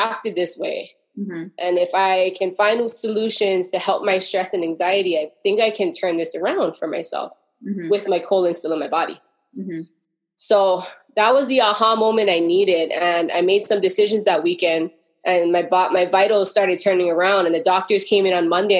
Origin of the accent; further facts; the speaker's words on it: Hawaii, United States; I'm from Hawaii